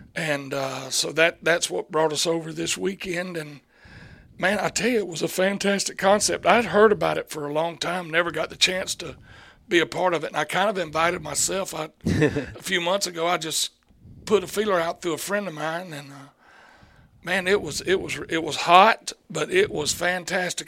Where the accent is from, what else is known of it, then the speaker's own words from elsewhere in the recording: Chattahoochee Valley, Deep South, United States; where I grew up. I think we grew up in the Deep South.